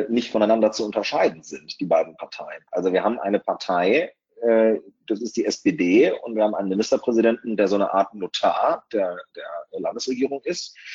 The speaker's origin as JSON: {"language": "German", "region": "Lower Saxony", "country": "Germany", "tie": "born or raised there", "said": "Und ich bin ähm, in der Nähe aufgewachsen, im Landkreis Nordheim."}